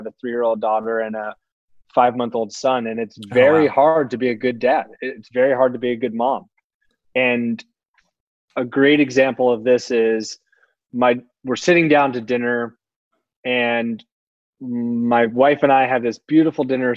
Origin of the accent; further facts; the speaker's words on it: Palo Alto, California, United States; also born or lived in San Francisco; I grew up down in Palo Alto